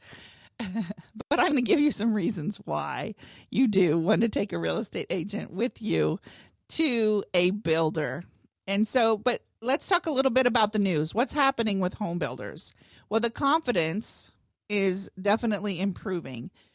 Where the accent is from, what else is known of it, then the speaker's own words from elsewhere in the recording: Northwest Ohio, United States; moved away as an adult; now in Cincinnati, United States; I grew up in Northwest Ohio